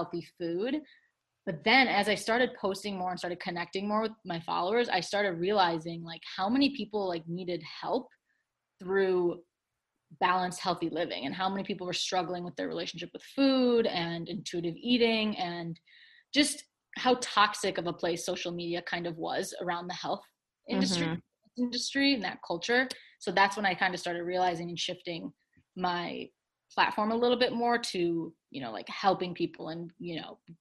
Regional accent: Chicago, Illinois, United States; moved away as an adult; also born or lived in Michigan; I'm from Chicago originally, but I went to the University of Michigan for undergrad

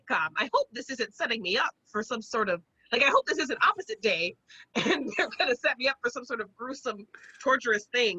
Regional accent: South Carolina, United States; I'm from South Carolina

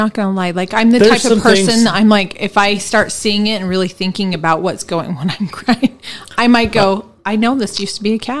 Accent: Missouri, United States; moved away; I was born in Missouri.

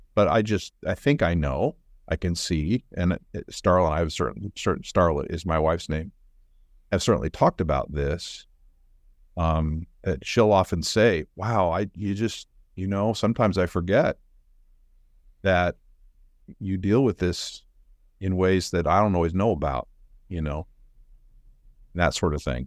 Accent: Oregon, United States; moved away as an adult; also born or lived in Chicago; now in Kansas City, United States; I grew up actually in Oregon

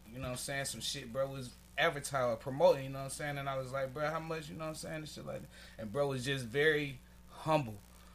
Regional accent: Atlanta, Georgia, United States; I'm from Atlanta. Okay, I ain't grow up here

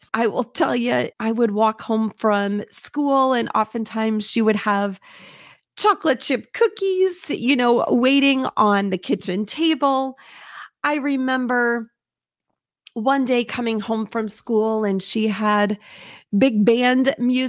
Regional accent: Indiana, United States; I will tell you, I grew up in Southern Indiana and lived on a street that I was able to walk to elementary school.

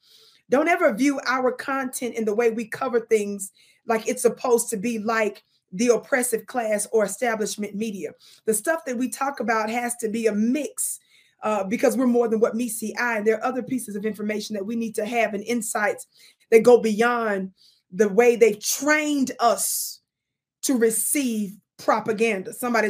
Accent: Mississippi, United States; accent: Mississippi; I hope I pronounced it right with my Mississippi accent

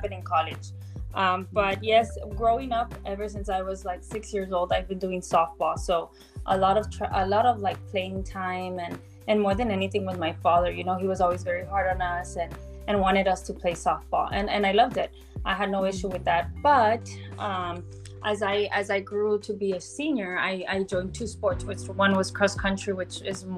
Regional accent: Laredo, Texas, United States; I am from Laredo, Texas, and I'm 26 years old

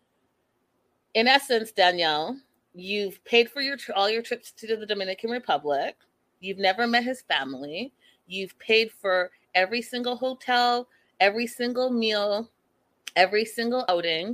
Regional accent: Canada; I'm Canadian.

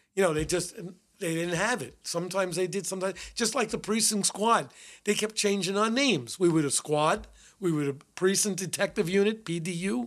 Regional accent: New York City, New York, United States; I grew up in the Bronx. I was raised in the Bronx. Went to school in the Bronx

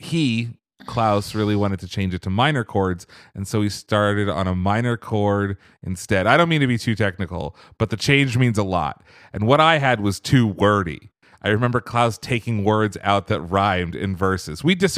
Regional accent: Norway; English is a second language; Our first goal, our main goal actually, was to make it in Denmark and in my home country of Norway.

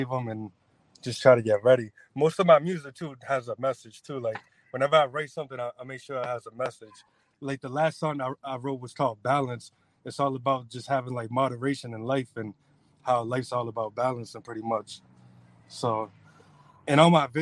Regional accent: New Bedford, Massachusetts, United States; I'm born and raised in New Bedford, but now I go to school in Fall River. I'm moving to Taunton

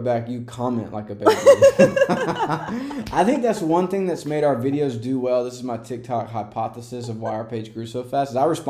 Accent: the South, United States; So I grew up in the South going...

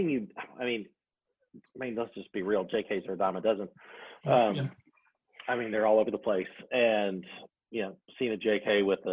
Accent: Arkansas, United States; growing up in Arkansas, we just don't get a lot

